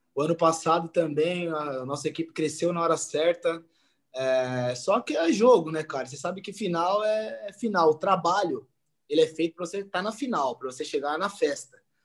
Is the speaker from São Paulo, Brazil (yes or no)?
yes; Jandira, São Paulo, Brazil; Voltei para minha cidade, sou de Jandira